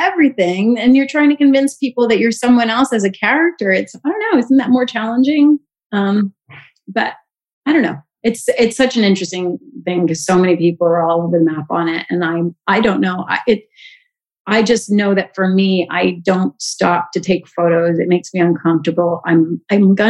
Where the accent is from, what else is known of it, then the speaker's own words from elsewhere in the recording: Canada; I'm Canadian as well.